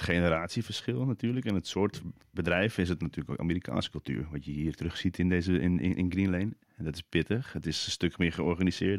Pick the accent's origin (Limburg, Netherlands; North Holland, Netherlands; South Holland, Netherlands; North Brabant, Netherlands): North Holland, Netherlands; Amsterdam; ik ben geboren op de Wallen in Amsterdam